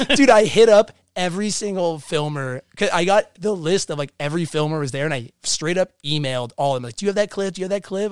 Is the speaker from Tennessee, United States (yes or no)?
no; Park City, Utah, United States; I grew up in Park City, Utah. Uh, I lived there since I was two.